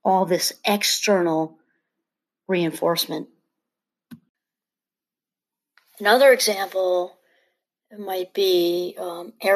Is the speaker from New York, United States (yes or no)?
yes; New York, United States; I'm from New York